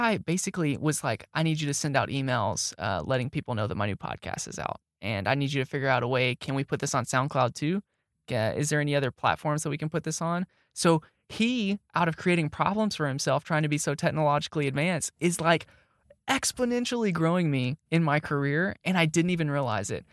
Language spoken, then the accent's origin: English; Arlington, Texas, United States; moved away as an adult; also born or lived in Kilgore, Texas / Arkansas; now in Tyler, United States; when I was growing up in Arlington